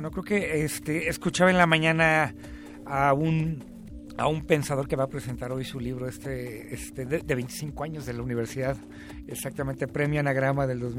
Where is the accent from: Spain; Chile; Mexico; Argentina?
Mexico; siendo mexicano, pensando desde México, viviendo como mexicano, organizándose pues, este, políticamente como mexicano o mexicana